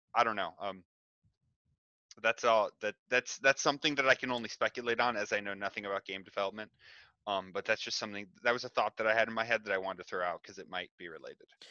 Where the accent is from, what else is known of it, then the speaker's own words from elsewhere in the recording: United States; as an American